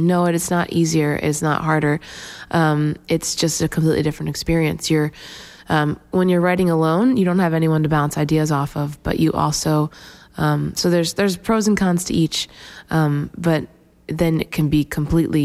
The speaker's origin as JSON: {"language": "English", "region": "Pennsylvania", "country": "United States", "also_born_or_lived": "Massachusetts", "moved": "yes", "lives_now": "Nashville, United States", "said": "I'm originally from Pennsylvania, and I've lived now in Nashville for 6"}